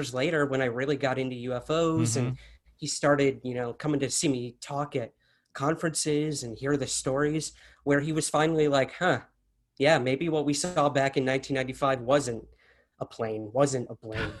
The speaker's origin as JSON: {"language": "English", "town": "Syracuse", "region": "New York", "country": "United States", "moved": "yes", "said": "I'm originally from Syracuse, New York."}